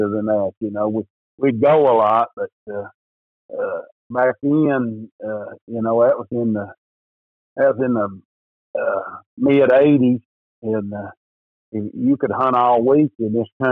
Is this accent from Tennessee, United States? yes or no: yes; East Tennessee, United States; I'm from East Tennessee here in the Smoky Mountains